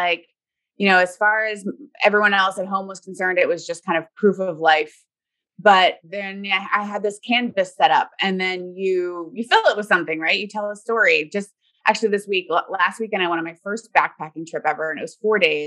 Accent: Florida, United States; now in Seattle, United States; I grew up in Florida

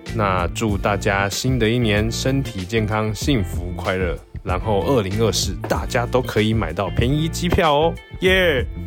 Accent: Taiwan; now in Denver, United States; 我们在台湾长大的孩子

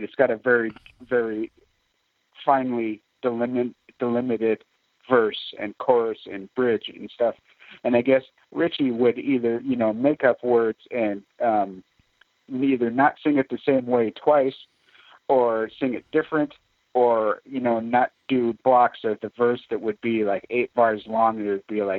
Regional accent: Ames, Iowa, United States; we're from Ames, which is not that far from Clear Lake

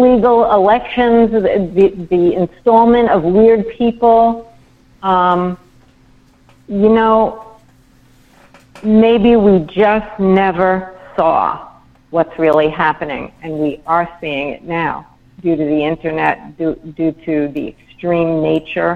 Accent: New York, United States; I'm a New Yorker.

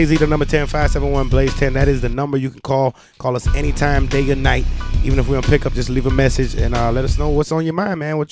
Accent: New York, United States; moved away; also born or lived in South Carolina; I was born in New York.

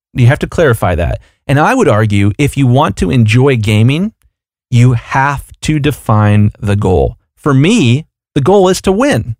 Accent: Columbus, Ohio, United States; I'm from Columbus, Ohio, and the Ohio State Buckeyes are down the road for me

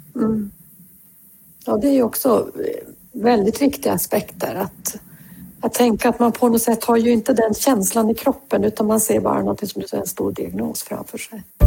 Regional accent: Norrbotten County, Sweden; jag kommer ju från eh, Norrbotten

